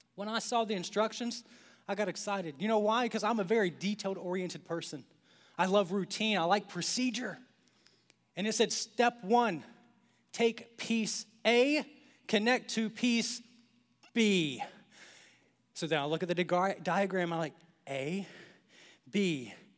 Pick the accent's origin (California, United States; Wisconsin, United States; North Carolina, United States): North Carolina, United States; Clinton; born or raised there; moved away